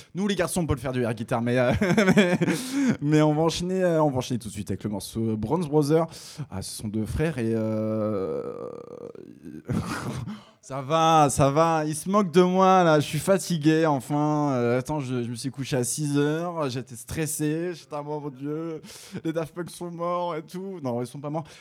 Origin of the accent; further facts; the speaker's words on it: Picardy, Hauts-de-France, France; Je suis picard